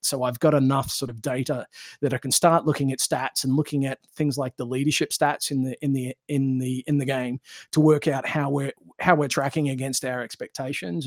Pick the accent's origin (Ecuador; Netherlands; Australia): Australia; born or raised there; moved away